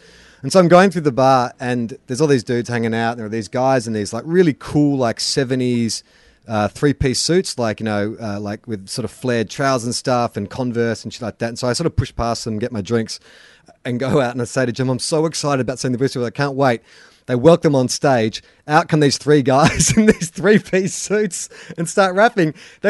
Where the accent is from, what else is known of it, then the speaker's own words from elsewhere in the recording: Melbourne, Victoria, Australia; now in Sydney, Australia; I reckon I found that when I first moved to Sydney. I came from Melbourne as well. I didn't even come from the country